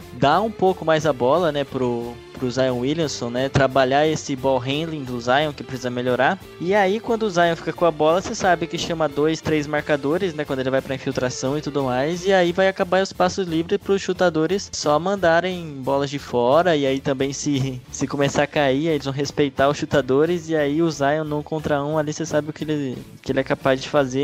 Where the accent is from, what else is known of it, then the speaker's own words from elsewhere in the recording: Brazil; como brasileiro